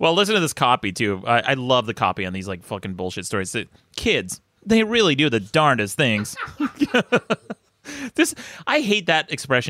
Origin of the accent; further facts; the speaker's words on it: Utah, United States; My home state of Utah.